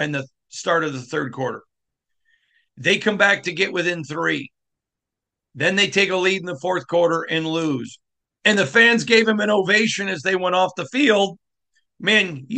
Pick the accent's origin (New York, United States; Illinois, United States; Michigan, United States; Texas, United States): Michigan, United States; I grew up in Michigan